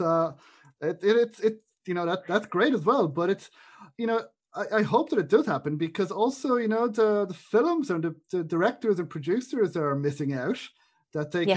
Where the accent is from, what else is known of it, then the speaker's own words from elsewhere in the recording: Ireland; an Irish person